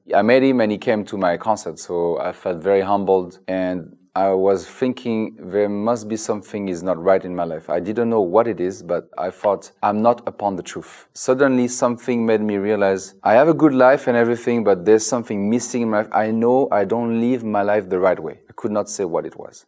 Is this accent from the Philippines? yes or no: no; France; moved away; I'm from France